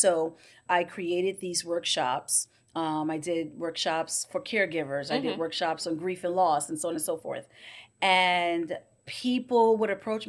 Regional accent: Bermuda; moved away as an adult; also born or lived in United States; I was born here in Bermuda. I went to school at Francis Patton Primary, and then I went off to Work Academy.

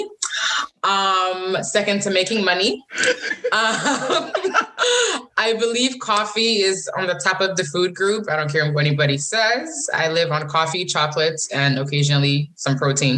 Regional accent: Connecticut, United States; also born or lived in Tema, Ghana; now in Massachusetts, United States; I live in Massachusetts, but Connecticut is home to me. That's where my parents live. That's where my home church is.

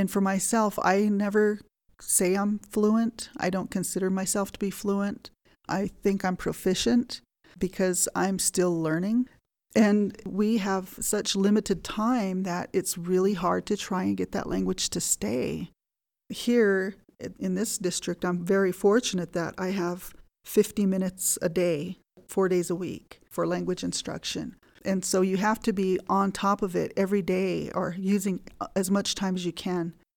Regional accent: Fort Washakie, Wyoming, United States; also born or lived in Lander, Wyoming; Grew up here at Fort Washakie, going to school at Fort Washakie School.

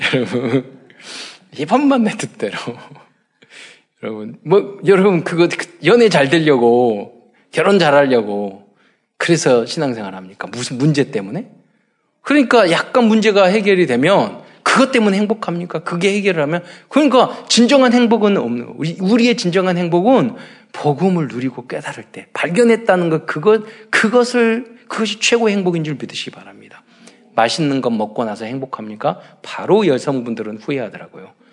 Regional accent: South Korea

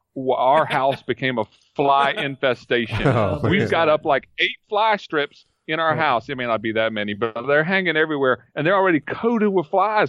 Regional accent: Georgia, United States; moved away as an adult; now in West Virginia, United States; I'm from Georgia, so I'm used to more mild winters

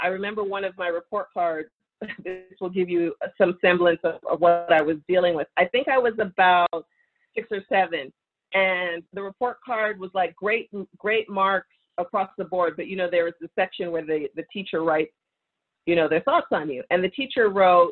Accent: Toronto, Ontario, Canada; moved away as an adult; also born or lived in New York; now in Los Angeles, United States; I was born and raised in Toronto, so Canadian girl

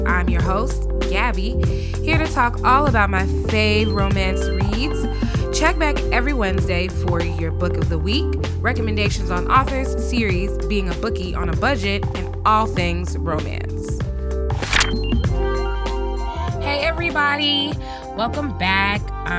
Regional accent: Chicago, Illinois, United States; And as a Chicagoan, I have been waiting my due diligence through this last hard winter.

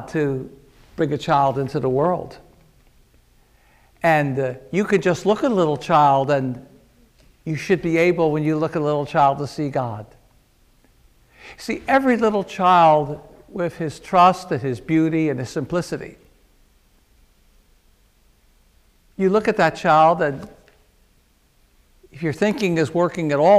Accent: Philadelphia, Pennsylvania, United States; I was a teenager growing up in Philadelphia

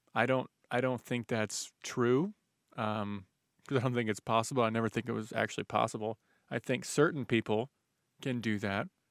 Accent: United States; we were both born here

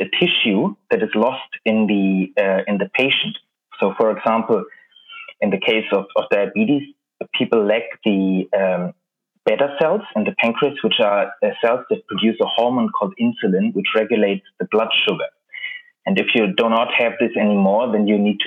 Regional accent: Berlin, Germany; moved away as an adult; now in London, United Kingdom; I'm originally from Berlin

